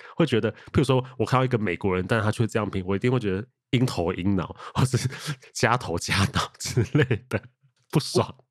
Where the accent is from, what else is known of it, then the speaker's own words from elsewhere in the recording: Taiwan; 身为台湾人